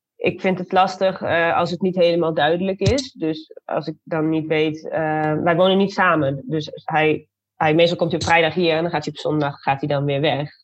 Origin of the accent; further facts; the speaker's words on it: Zwolle, Overijssel, Netherlands; also born or lived in Arnhem; ik heb in mijn vierde tot achtste levensjaar heb ik in Arnhem gewoond. Wij komen uit Zwolle.